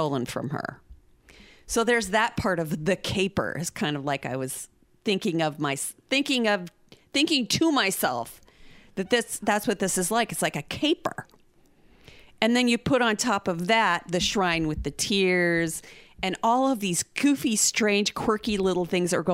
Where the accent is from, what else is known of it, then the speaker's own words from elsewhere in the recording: Oklahoma, United States; we're from Oklahoma and Joe Exotic is from here